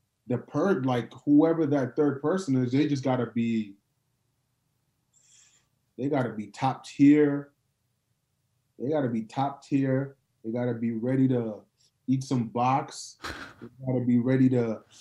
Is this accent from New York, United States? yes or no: yes; New York, United States; now in Atlanta, United States; I'm from New York